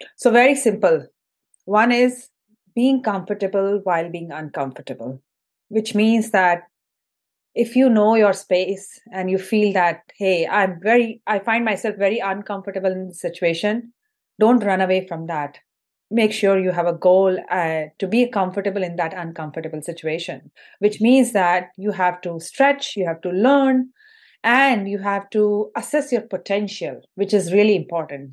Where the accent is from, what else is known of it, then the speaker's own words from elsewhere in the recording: Indore, Madhya Pradesh, India; moved away as an adult; also born or lived in Mumbai, India; now in United States; So I'm originally from India, from a city called Indore, which is in the central part of India. And uh, I did my high school and undergrad in engineering from Indore